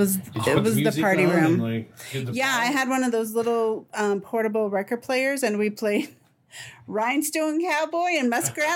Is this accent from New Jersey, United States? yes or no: no; Dallas, Texas, United States; So, so I'm the oldest of four kids, and I'm from Dallas.